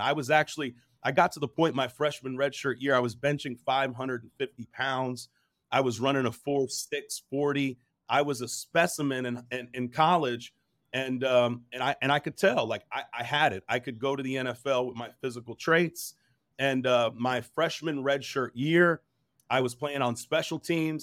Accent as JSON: {"language": "English", "region": "New Jersey", "country": "United States", "tie": "born or raised there", "also_born_or_lived": "New York", "said": "I was born in New Jersey, lived in New York for a little bit."}